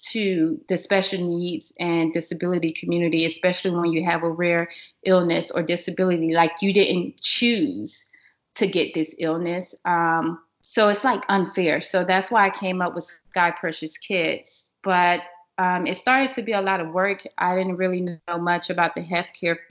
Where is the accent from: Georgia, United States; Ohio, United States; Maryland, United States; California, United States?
Georgia, United States; Atlanta; I'm originally from Atlanta